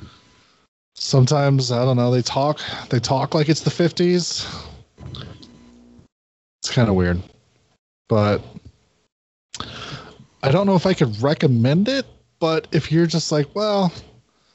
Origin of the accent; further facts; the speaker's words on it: United States; I'm American.